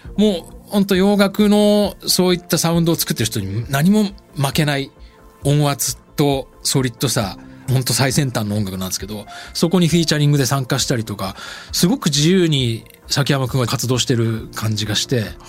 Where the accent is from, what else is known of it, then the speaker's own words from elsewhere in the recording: Sapporo, Hokkaido, Japan; moved away; 札幌の生まれ育った風景が原体験